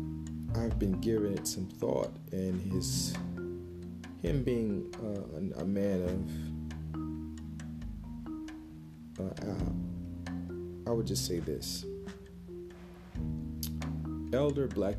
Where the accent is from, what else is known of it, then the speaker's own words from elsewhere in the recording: United States; growing up in America